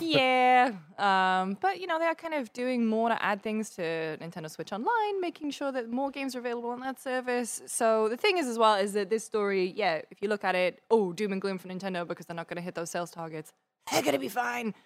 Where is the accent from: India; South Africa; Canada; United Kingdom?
United Kingdom; I'm very British